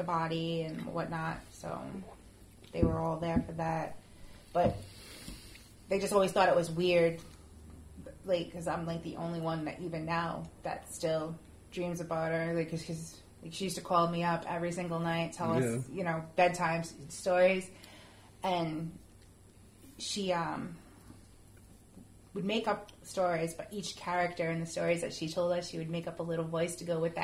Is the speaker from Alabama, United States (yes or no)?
no; Cranston, Rhode Island, United States; it was an apartment we lived in when we were kids growing up in Cranston